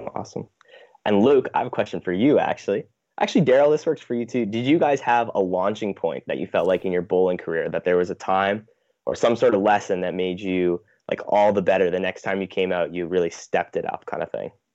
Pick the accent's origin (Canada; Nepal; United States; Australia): Canada; Manitoba; growing up in Manitoba